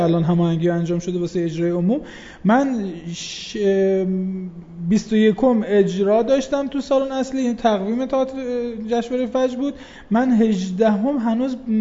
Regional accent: Khuzestan, Iran; به عنوان یک خوزستانی که دارم تاعت کار میکنم

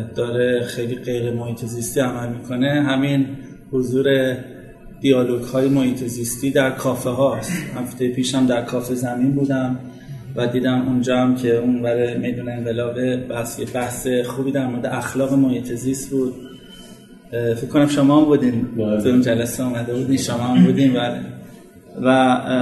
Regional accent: Tehran, Tehran Province, Iran; در فلک دوم نیرو هوایی به دنیا آمدم

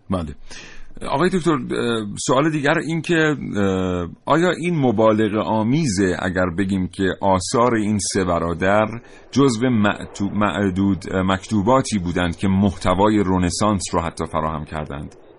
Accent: Iran; ما که ایرانی هستیم

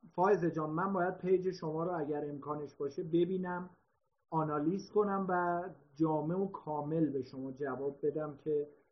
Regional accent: Iran

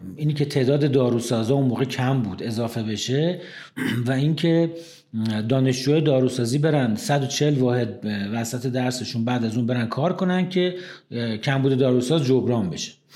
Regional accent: Tehran, Tehran Province, Iran; also born or lived in Ahvaz, Khuzestan; من متولد نهم خرداد 1348 هستم در تهران توی قلحک بیمارستان کیام متولد شدم

